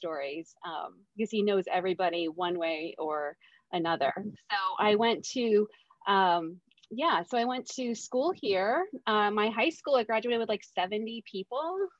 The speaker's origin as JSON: {"language": "English", "town": "Richmond", "region": "Vermont", "country": "United States", "tie": "born or raised there", "said": "I live in Richmond, Vermont, and that's it. That town that I grew up in. I moved away in my 20s and I came back when I had married and started a family. I'm an only child, so I am actually live next door to my parents."}